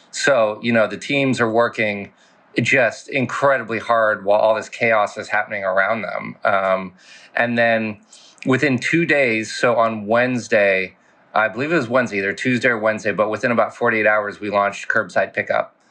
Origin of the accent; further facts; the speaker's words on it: Casablanca, Casablanca-Settat, Morocco; also born or lived in France / Paris; as you mentioned, I was born in France. Um, I lived there for seven years before our family moved to Morocco to Casablanca. Uh, so went from Paris to Casablanca. Lived there for eleven years.